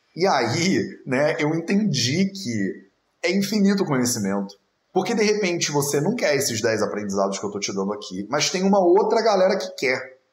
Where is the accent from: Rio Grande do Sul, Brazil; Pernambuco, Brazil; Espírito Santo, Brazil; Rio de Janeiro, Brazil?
Rio de Janeiro, Brazil; accent: carioca; now in Portugal; numa sociedade como a nossa, né, a brasileira, onde eu fui criado no Rio de Janeiro